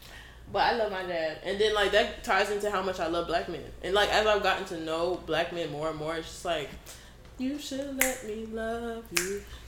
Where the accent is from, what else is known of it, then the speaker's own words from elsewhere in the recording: Florida, United States; moved away as an adult; also born or lived in New Jersey; we lived in Jersey. My dad lives in Delaware, but now I told y'all I grew up in Florida, so like I was far.